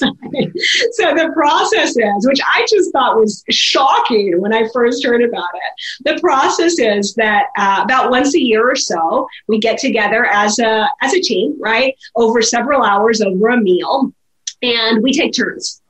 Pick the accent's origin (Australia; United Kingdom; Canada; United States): United States; Minnesota; moved away; I'm from Minnesota.